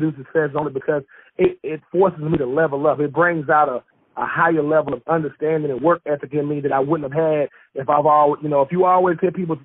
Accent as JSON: {"language": "English", "town": "Swainsboro", "region": "Georgia", "country": "United States", "tie": "born or raised there", "moved": "yes", "said": "I'm from Swainsboro, Georgia, a little small town in Georgia"}